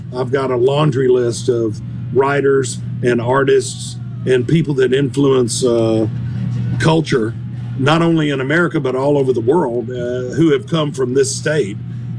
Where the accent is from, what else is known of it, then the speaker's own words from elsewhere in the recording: Southern United States, United States; Because I really just write about food and travel and growing up in the South and family and friends and things like that.